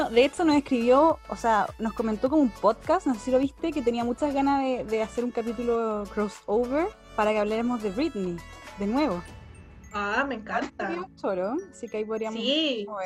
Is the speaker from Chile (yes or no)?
yes; Concepción, Biobío, Chile; Conce es bonito también. Yo pasé toda mi infancia en Conce.